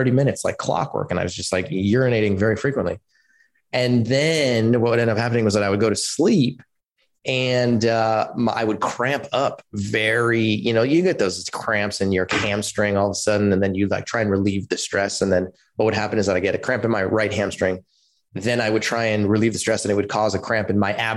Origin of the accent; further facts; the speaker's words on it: Palo Alto, California, United States; I grew up in Palo Alto in California